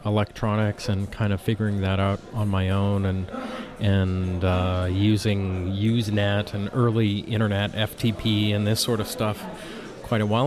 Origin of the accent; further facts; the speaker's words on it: Canada; moved away as an adult; also born or lived in California; I'm Canadian